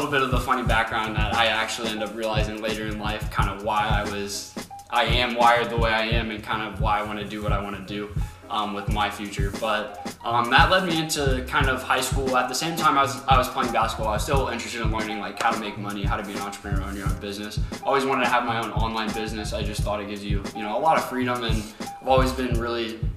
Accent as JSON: {"language": "English", "town": "Lima", "region": "Ohio", "country": "United States", "tie": "born or raised there", "said": "You know, as you guys heard already in my little introduction, we're from Lima, Ohio."}